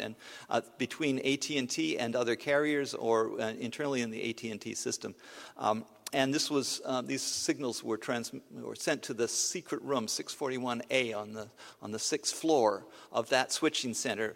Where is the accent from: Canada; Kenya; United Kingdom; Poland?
Canada; I'm a Canadian